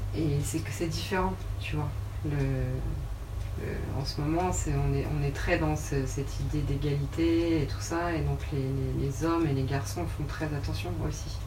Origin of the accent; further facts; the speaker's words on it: Rouen, Normandy, France; moved away as an adult; now in Paris, France; je viens de Rouen, je suis rouennaise et j'habite actuellement à Paris depuis 6 ans.